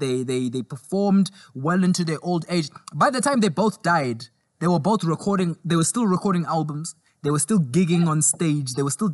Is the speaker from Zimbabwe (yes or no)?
yes; Zimbabwe; also born or lived in South Africa; because I grew up in Zimbabwe and South Africa, so I listen to a lot of Zimbabwean and South African artists.